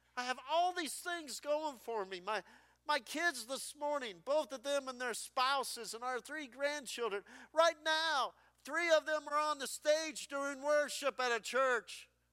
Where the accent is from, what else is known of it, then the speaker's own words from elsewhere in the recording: New Sharon, Iowa, United States; my hometown church in New Sharon, Iowa